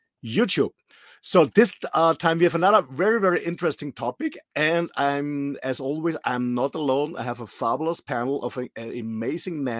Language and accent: English; Austria; English is a second language; I'm raised and born in a little country in Austria in the middle of Europe